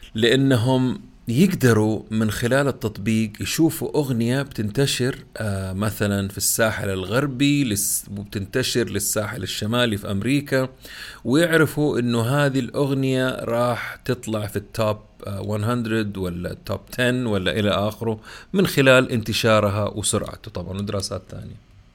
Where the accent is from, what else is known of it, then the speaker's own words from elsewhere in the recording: Saudi Arabia; عندنا في السعوديه